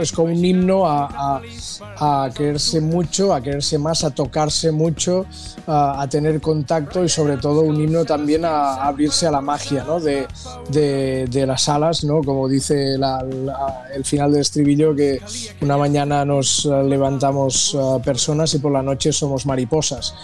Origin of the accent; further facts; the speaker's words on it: Costa Brava, near Cap de Creus, Catalonia, Spain; moved away; also born or lived in Los Angeles, United States; yo que soy del norte, de la Costa Brava, de cerca del, Cap de Creus